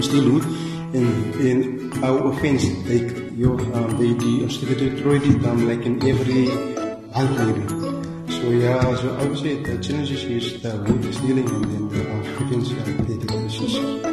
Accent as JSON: {"language": "English", "town": "Ladysmith", "region": "Western Cape", "country": "South Africa", "tie": "born or raised there", "moved": "as an adult", "lives_now": "Bontebok National Park, South Africa", "said": "I was born in Ladysmith. Ladysmith, it's about plus minus 180 km from here, yeah, Suriname. I went to school there as well."}